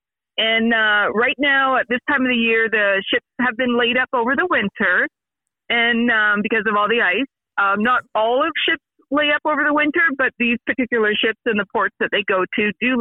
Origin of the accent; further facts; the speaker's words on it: Brockville, Ontario, Canada; now in Mont-Tremblant, Canada; I'm originally from Brockville, Ontario, the Thousand Islands